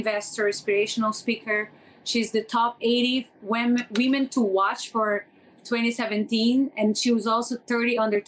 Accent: Brazil; English is a second language; now in Philippines; I come from Brazil. I know nothing. I didn't speak any English. I learned my English from the Filipinos. I moved out from Brazil

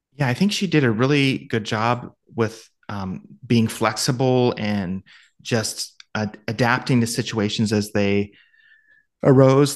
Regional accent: Ohio, United States

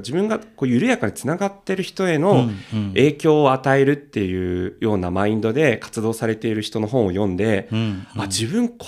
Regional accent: Tokyo, Japan; 東京なのに出身生まれ育ち、

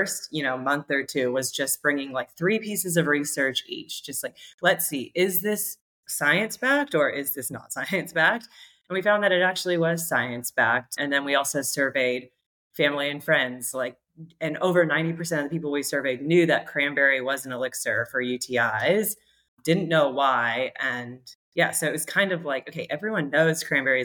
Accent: California, United States; moved away as an adult; also born or lived in Australia; we're both American from California

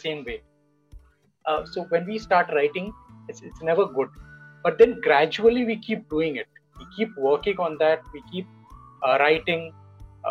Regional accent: India

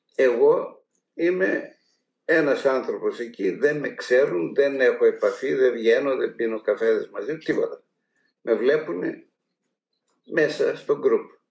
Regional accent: Macedonia, Greece; moved away; Εμεί που είμαστε από τη Μακεδονία

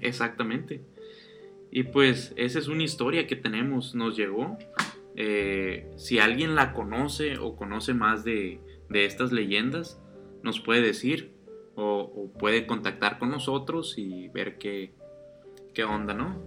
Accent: Sinaloa, Mexico; no somos de Ciudad de México, somos de Sinaloa.

